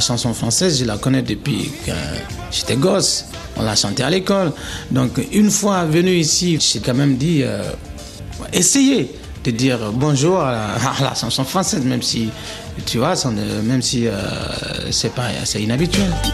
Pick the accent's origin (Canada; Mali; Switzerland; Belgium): Mali; moved away as an adult; also born or lived in Paris / Montreuil; je viens du Mali.